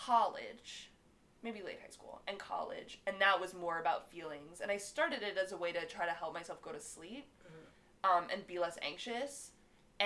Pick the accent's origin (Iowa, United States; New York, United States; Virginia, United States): New York, United States; growing up in New York